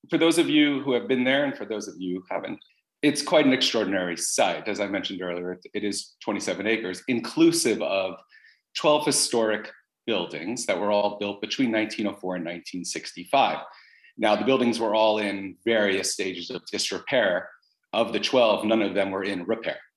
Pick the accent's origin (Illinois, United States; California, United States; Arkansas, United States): California, United States; Los Angeles; we're, we're from Los Angeles, moved here after we bought the site